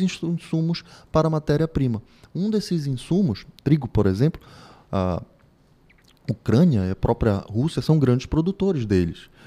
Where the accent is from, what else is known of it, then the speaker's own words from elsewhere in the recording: Pará, Brazil; Vivemos no Brasil, estamos em território nacional, somos paraenses